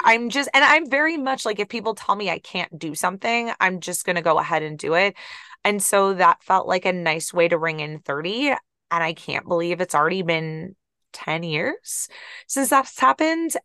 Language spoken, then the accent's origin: English; Ohio, United States; I'm from Ohio